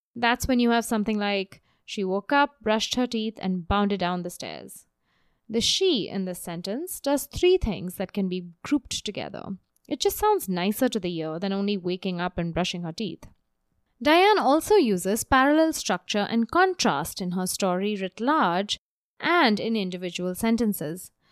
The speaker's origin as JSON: {"language": "English", "town": "Mumbai", "region": "Maharashtra", "country": "India", "tie": "born or raised there", "moved": "yes", "said": "the monsoon rages in my hometown of Bombay"}